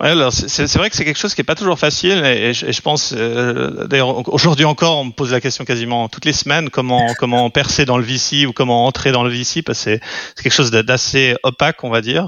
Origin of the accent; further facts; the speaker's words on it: French-speaking Switzerland, Romandy, Switzerland; also born or lived in London; je suis suisse roman